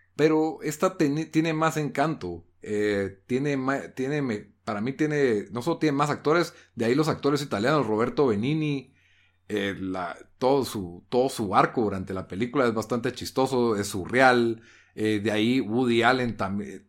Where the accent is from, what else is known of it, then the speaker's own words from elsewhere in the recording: Guatemala; como guatemalteco